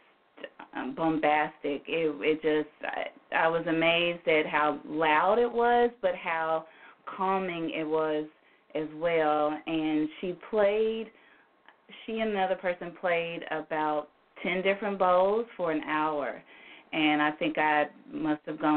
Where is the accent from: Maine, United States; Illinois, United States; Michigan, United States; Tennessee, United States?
Tennessee, United States; Memphis; I am from Memphis, born and raised